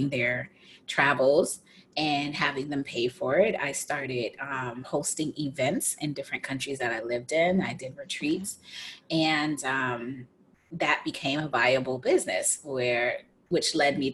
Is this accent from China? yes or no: no; United States; moved away; I'm an American